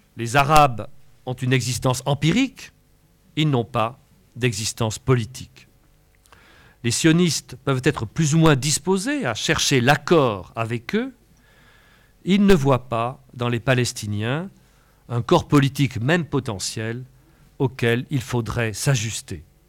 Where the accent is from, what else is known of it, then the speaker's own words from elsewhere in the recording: France; Je ne suis pas seulement un Européen, je suis français